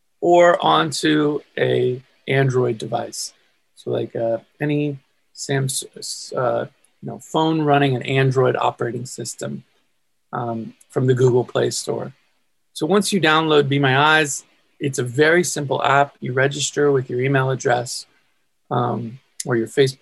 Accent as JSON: {"language": "English", "region": "California", "country": "United States", "tie": "born or raised there", "said": "I'm from California, born and raised in California"}